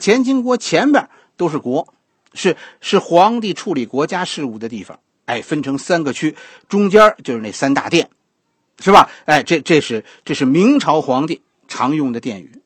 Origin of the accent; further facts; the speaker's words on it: China; 我们中国人